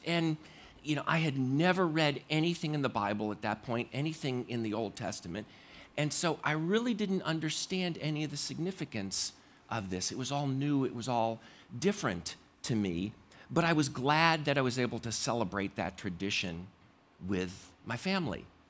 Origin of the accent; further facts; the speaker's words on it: Connecticut, United States; I grew up in Ma, in, uh, Connecticut